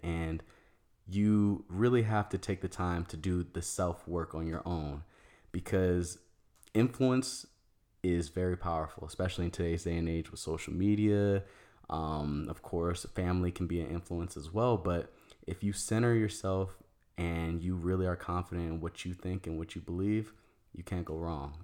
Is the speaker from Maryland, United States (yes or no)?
yes; Maryland, United States; moved away as an adult; also born or lived in Virginia / Washington, D.C. / Arizona; I was born in Virginia. I lived and grew up in Maryland, but I went to school in D C